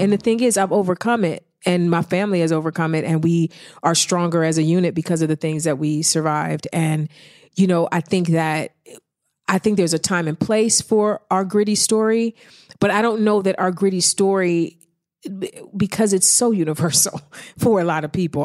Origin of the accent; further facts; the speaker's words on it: East Cleveland, Ohio, United States; moved away; I'm from East Cleveland. I've been through some things. I've seen some things. So I think when you grow up in the hood